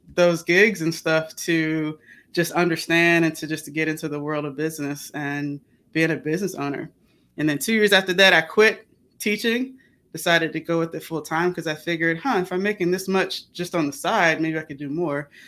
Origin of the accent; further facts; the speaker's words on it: Chesapeake, Virginia, United States; moved away; I'm from Chesapeake, Virginia